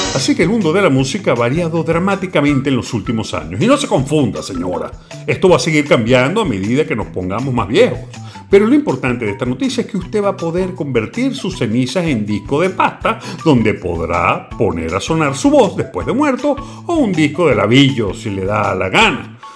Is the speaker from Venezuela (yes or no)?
yes; Venezuela; lo que en Venezuela llamábamos picó